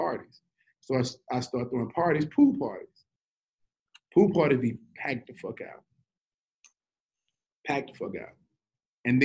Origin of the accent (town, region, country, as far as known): Shreveport, Louisiana, United States; born or raised there